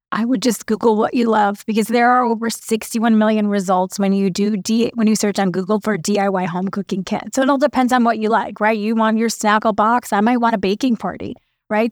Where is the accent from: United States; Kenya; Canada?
United States; Chicago, Illinois; I was born and raised in Chicago